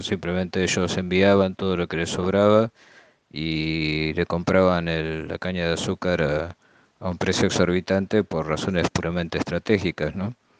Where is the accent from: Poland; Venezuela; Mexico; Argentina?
Argentina; yo viví en parte todo ese proceso en mi país, en Argentina